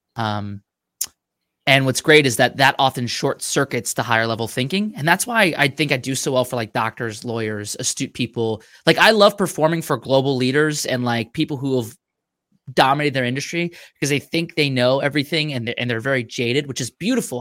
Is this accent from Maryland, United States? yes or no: no; Mastic, New York, United States; now in Virginia, United States; I grew up five minutes from the beach